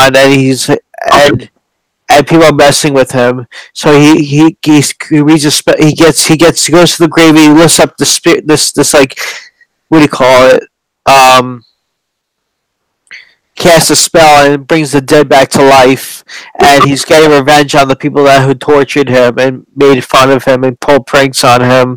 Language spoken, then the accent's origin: English; New City, New York, United States; I'm from Rockland County, New City, New York